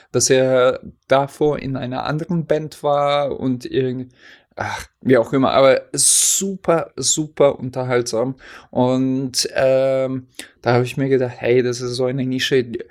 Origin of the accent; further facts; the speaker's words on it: Hesse, Germany; now in Oldenburg, Germany; hier in äh, Oldenburg gibt es auch Grünkohl im Glas. Ich glaube, das gab es bei uns in Hessen nicht.